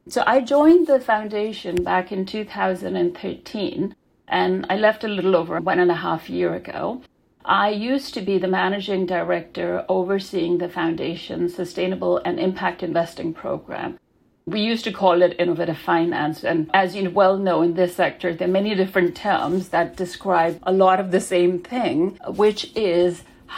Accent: Denmark; also born or lived in Pakistan; I was born in Denmark to parents that had moved there from Pakistan. So my childhood was spent shuffling back and forth between those two countries.

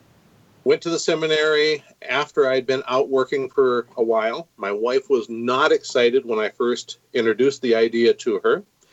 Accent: Minneapolis, Minnesota, United States; born there; also born or lived in Grand Rapids / northern Illinois / central Washington State / central Oklahoma; Okay, I was born in Minneapolis, lived a couple places in Minnesota. My parents are both out of Grand Rapids, which is northern Minnesota, and lived up there for a while.

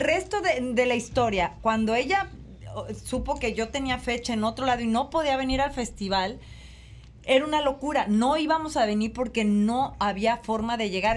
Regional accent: Mexico; mi disquera en mi país

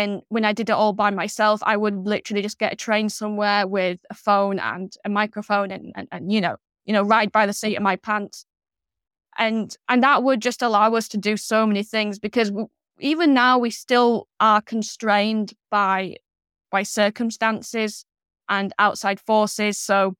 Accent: Yorkshire and the Humber, United Kingdom; So because I was from Yorkshire, you know, I could be sort of the northern one.

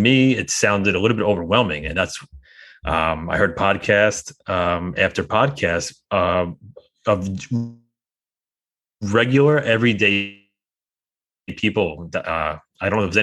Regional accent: New York, United States; I'm a New Yorker, and I always kind of joke around that I have a lot of skepticism baked into my DNA.

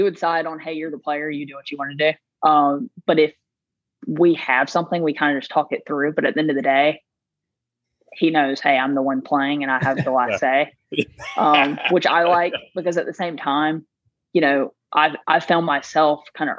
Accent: South Carolina, United States; I'm from South Carolina, so the only Carolina I know is South Carolina.

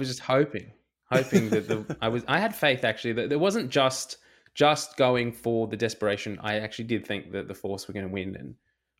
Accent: Australia; that hurts as an Aussie rugby fan.

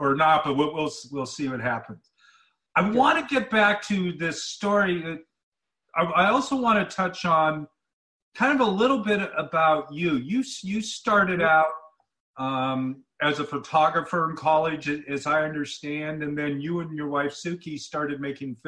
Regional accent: Bend, Oregon, United States; here in my hometown of Bend, Oregon

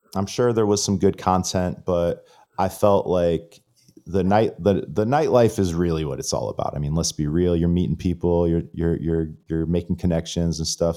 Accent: Florida, United States; I'm from Florida

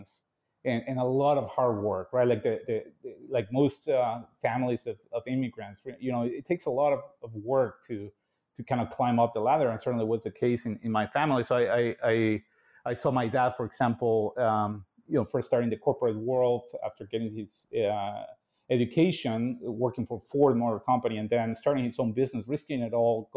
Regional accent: Mexico City, Mexico; born and raised in Mexico City to a very large and united family

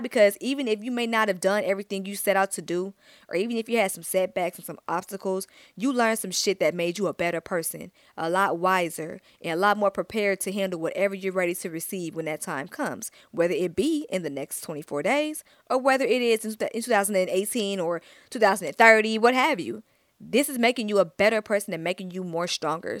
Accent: Stone Mountain, Georgia, United States; I'm from Stone Mountain, East Side Stand Up

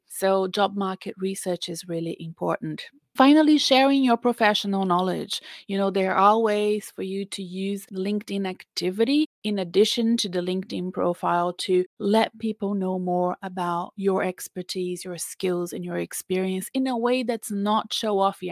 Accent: Brazil; English is a second language; now in Australia; my home country of Brazil. You know, I live in Australia, but I'm Brazilian. You can tell I have an accent

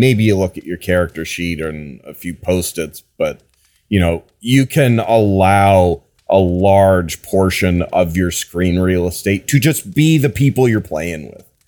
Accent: Wisconsin, United States; I'm from Wisconsin

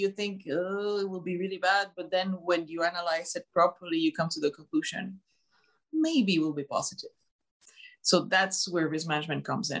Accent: Montreal, Quebec, Canada; Montreal, Canada.

